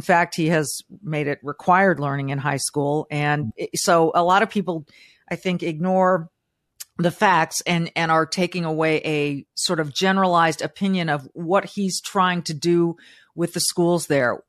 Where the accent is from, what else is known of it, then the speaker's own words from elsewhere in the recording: Southern California, United States; also born or lived in Florida; now in Midwest, United States; born and raised in Southern California to living in the Midwest